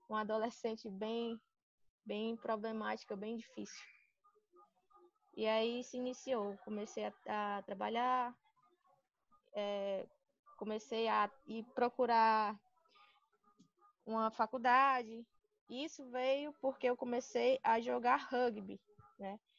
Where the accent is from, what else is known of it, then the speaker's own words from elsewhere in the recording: Sobral, Ceará, Brazil; now in Fortaleza, Brazil; Eu sou do interior de Sobral, moro lá em Sobral, passei a vida toda lá, nunca quis saber de outra coisa.